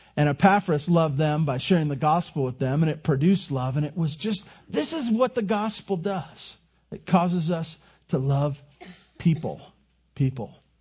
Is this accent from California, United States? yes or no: yes; Santa Barbara, California, United States; now in Tehachapi, United States; I grew up in Santa Barbara